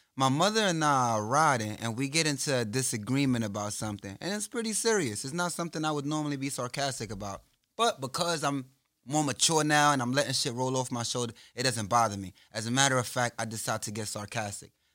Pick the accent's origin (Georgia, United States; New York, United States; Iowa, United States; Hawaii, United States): New York, United States; I'm from New York